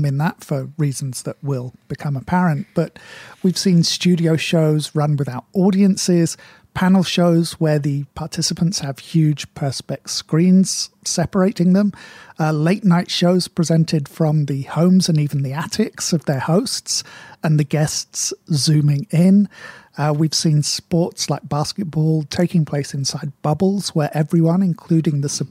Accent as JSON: {"language": "English", "country": "United Kingdom", "said": "Being British and of a certain age"}